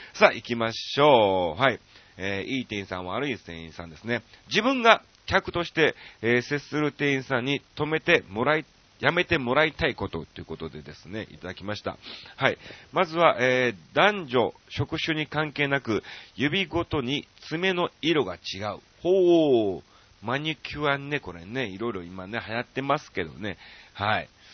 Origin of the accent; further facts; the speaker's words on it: Kansai, Japan; 僕らが関西出身なんでね